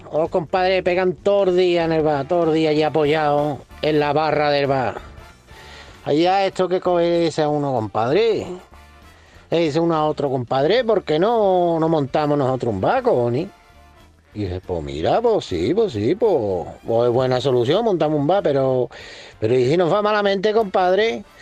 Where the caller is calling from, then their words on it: Seville, Andalusia, Spain; de Sevilla.